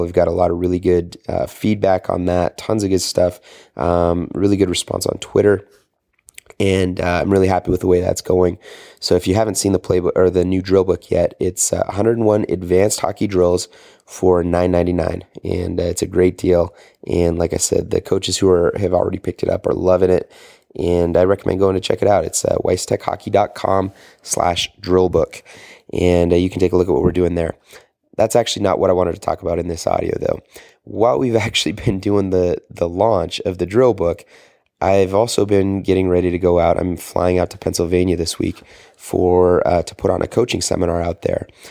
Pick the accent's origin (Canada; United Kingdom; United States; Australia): Canada; I am a Canadian boy